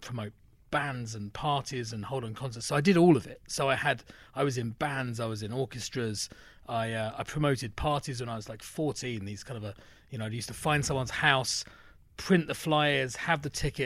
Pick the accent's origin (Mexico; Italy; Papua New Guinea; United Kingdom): United Kingdom; London; now in United States; growing up in London